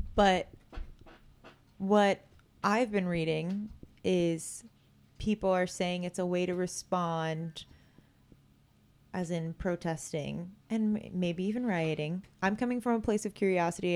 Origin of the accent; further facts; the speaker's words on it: Vacaville, California, United States; I grew up in Vacaville. It's a very small town